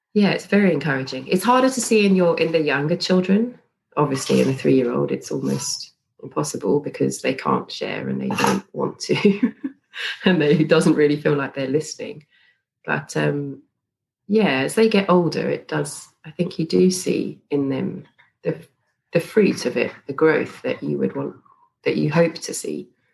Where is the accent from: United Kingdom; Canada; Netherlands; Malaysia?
United Kingdom; moved away as an adult; now in Stellenbosch, South Africa; I am British, but I'm married to a South African, and we moved here about